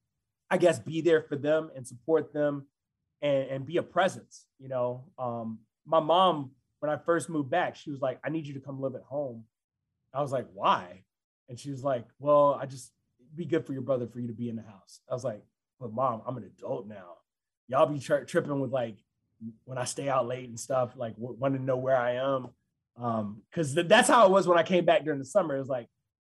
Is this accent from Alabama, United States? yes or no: yes; Huntsville, Alabama, United States; moved away as an adult; also born or lived in Birmingham, Alabama / Columbus, Mississippi / Pittsburgh / Philadelphia; now in Chicago, United States; my hometown, Huntsville, Alabama